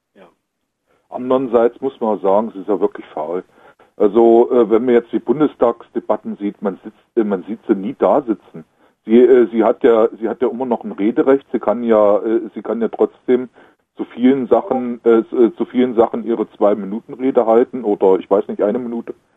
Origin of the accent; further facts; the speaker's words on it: eastern Germany, East Germany, Germany; hier bei uns im Osten